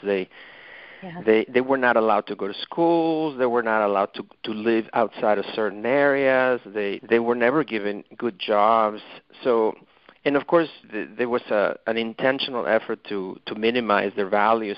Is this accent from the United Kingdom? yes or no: no; Mexico City, Mexico; English is a second language; moved away as an adult; now in United States; as an immigrant from Mexico, I you know I'm originally from Mexico City, and I moved to this country you know 30 years ago or so